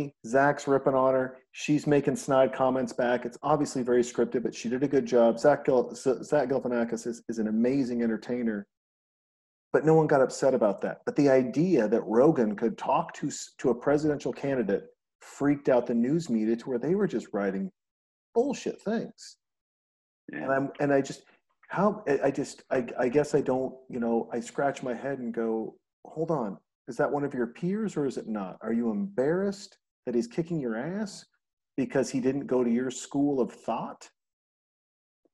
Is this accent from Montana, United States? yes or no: yes; Montana, United States; growing up in Montana